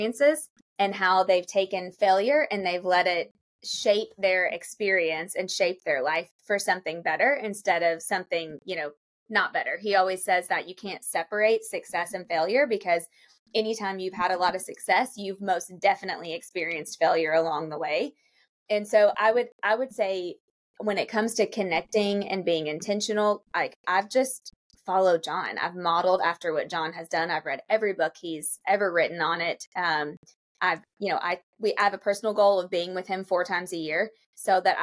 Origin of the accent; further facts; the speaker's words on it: Lexington, Kentucky, United States; moved away as an adult; now in Charleston, United States; I'm from Lexington, Kentucky